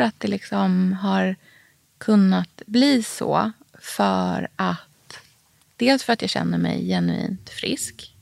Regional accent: Norrköping, Östergötland, Sweden; det livet som jag hade hemma i Norrköping

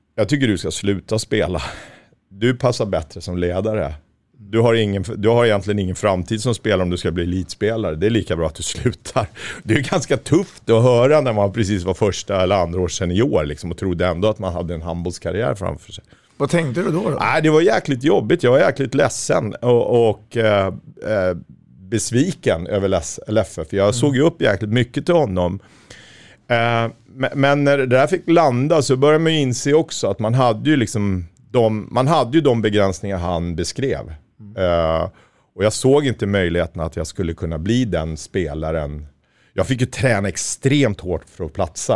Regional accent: Märsta, Stockholm County, Sweden; lokaltidningen hemma i Märsta

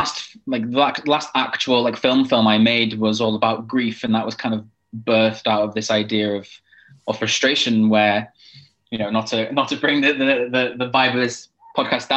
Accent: Wales, United Kingdom; a Welsh gay person

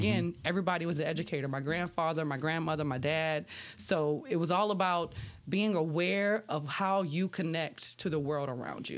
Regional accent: Labadieville, Louisiana, United States; I grew up in Lapidavill on the bayou side of Highway three oh eight in Assumption

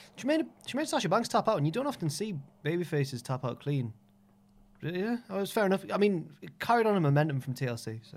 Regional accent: Jarrow, North East England, United Kingdom; also born or lived in Newcastle; I went to school in Newcastle and we're all from around the area. So I'm from Jarrow

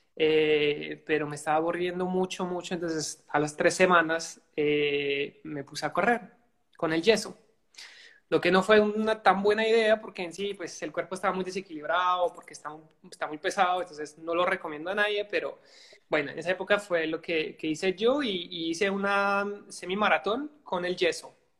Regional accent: Belgium; soy de Bélgica.

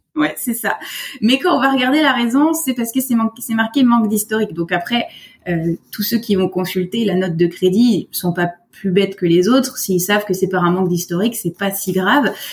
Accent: France; moved away as an adult; now in Quebec, Canada; je suis française. Ça fait deux ans euh, que je suis arrivée au Québec.

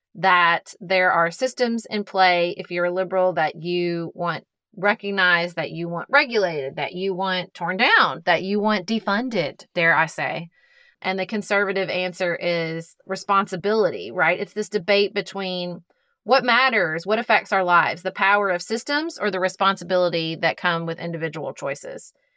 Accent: United States; as an American

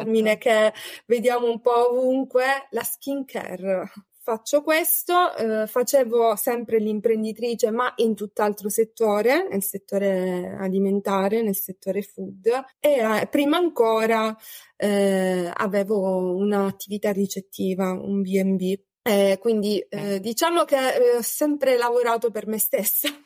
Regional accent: Sicily, Italy; ho 34 anni, eh, sono siciliana

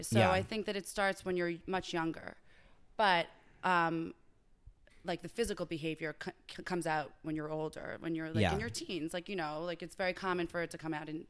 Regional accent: Crestville, New Jersey, United States; also born or lived in Boca Raton, United States; Then I moved to New Jersey.

